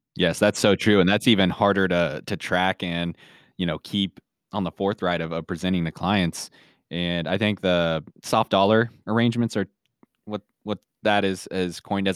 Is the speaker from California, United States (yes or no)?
no; Kansas City, Missouri, United States; now in Saint Joseph, United States; I grew up closer, uh, down to Kansas City, a suburb of Kansas City